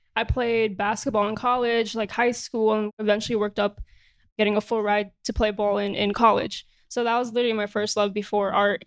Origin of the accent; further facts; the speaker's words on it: New York, United States; Born and raised in Jamaica, Queens, New York.